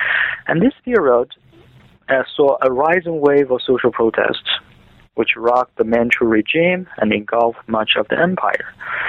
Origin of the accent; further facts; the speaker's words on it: China; moved away as an adult; also born or lived in United States; I was born and raised in China